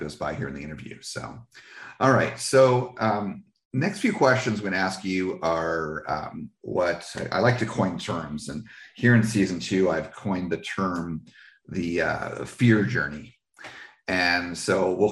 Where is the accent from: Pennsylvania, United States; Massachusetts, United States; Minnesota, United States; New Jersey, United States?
New Jersey, United States; also born or lived in California / Washington; now in Florida, United States; I grew up in New Jersey